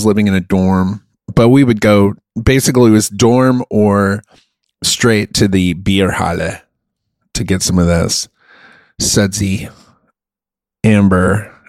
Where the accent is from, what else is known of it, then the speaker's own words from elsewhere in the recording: Munich, Bavaria, Germany; moved away; I grew up in Germany.